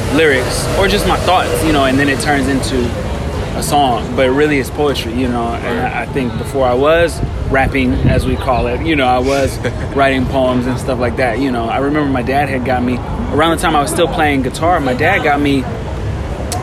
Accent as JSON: {"language": "English", "town": "Los Angeles", "region": "California", "country": "United States", "tie": "born or raised there", "said": "growing up around Leimert Park"}